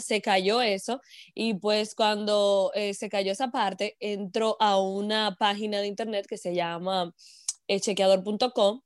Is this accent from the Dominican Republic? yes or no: yes; Moca, Espaillat, Dominican Republic; moved away as an adult; now in United States; soy mocana, dominicana de pura cepa